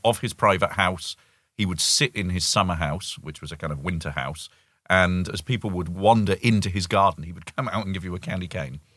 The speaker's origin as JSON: {"language": "English", "country": "United Kingdom", "moved": "as an adult", "said": "as a Brit"}